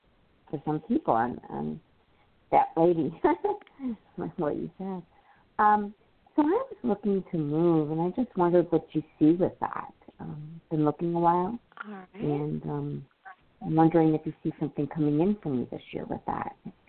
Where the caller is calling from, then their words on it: Illinois, United States; from Illinois.